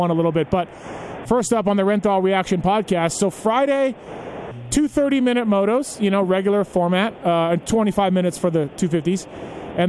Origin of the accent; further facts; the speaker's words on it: Canada; moved away; my home country of Canada